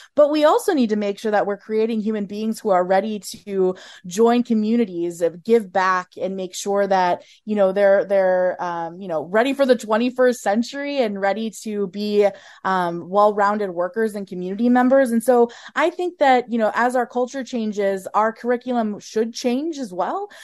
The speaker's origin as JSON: {"language": "English", "region": "Minnesota", "country": "United States", "said": "I'm a Minnesotan through and through. I'm from a small town here in Minnesota"}